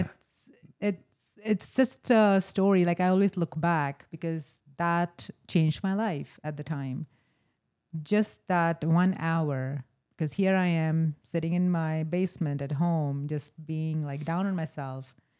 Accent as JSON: {"language": "English", "region": "rural North India", "country": "India", "tie": "born or raised there", "also_born_or_lived": "Meadville, Pennsylvania", "moved": "as an adult", "lives_now": "Erie, United States", "said": "I was born in a small town in rural North India."}